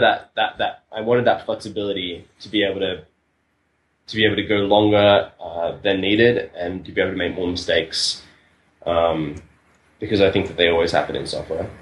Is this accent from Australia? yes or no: yes; Australia; moved away as an adult; now in Buenos Aires, Argentina; I'm originally from Australia